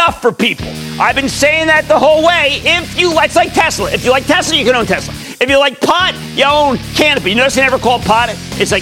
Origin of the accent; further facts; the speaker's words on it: New Jersey, United States; my home state of New Jersey